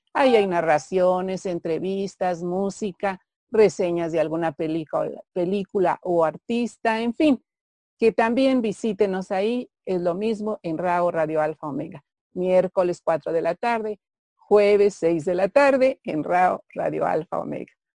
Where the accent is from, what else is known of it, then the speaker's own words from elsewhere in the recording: Mexico; como mexicanos